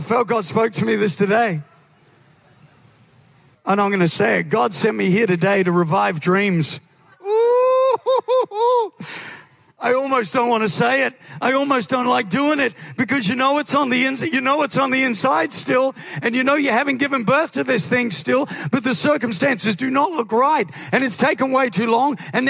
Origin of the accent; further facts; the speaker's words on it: New Zealand; moved away as an adult; now in Australia; I'm originally from New Zealand.